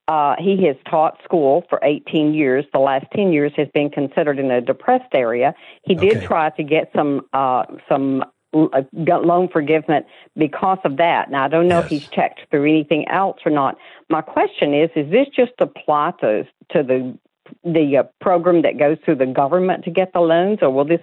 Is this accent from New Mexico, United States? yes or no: no; Tennessee, United States; But I'm not from Chicago. I'm from Tennessee.